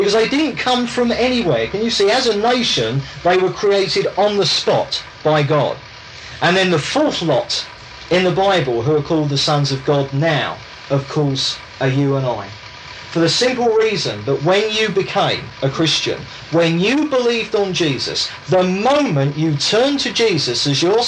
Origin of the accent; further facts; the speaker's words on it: England, United Kingdom; I'm English, I was brought up in England.